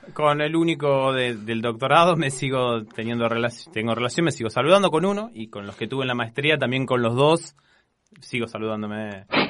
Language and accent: Spanish; Casilda, Santa Fe, Argentina; moved away as an adult; now in Rosario, Argentina; terminé la, secundaria ya en Casilda